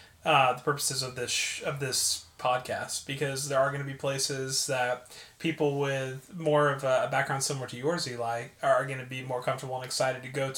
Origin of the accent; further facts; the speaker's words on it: Southeast Texas, United States; that's some of my heritage from where I grew up in Southeast Texas.